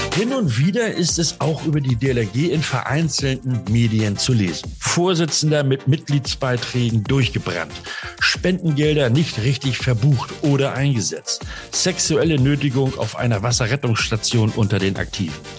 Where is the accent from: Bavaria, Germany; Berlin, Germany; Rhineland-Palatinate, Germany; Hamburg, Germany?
Hamburg, Germany; ich bin Hamburger und heute im Norden unterwegs